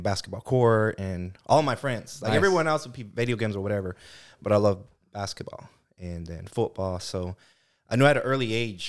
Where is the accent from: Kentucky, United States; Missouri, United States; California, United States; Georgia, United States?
California, United States; Delano; And I was raised in Delano, and there's not a lot of things to do out there.